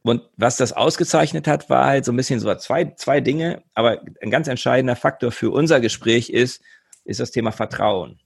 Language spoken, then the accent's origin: German; Göttingen, Lower Saxony, Germany; moved away as an adult; also born or lived in Hamburg / Bremen; Ich komme ursprünglich aus Göttingen, bin deutsch-schwedisch, also ich habe zwei Nationalitäten, zwei Pässe, weil meine Mutter Schwedin war